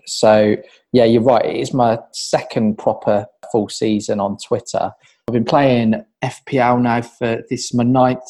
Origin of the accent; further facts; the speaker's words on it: West Midlands, United Kingdom; accent: Midlands; from my accent you can probably tell that I'm a Villa fan, or from the Midlands.